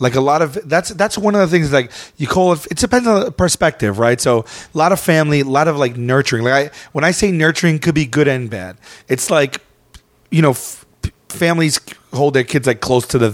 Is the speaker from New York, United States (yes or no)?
yes; New York City, New York, United States; moved away; I am from Staten Island